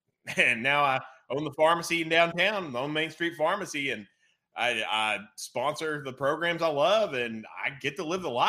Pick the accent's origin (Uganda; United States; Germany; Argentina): United States; Dickenson County, Virginia; also born or lived in Blacksburg, Virginia; I mean, I'm originally from Dickinson County, Virginia, and I came to VT in 04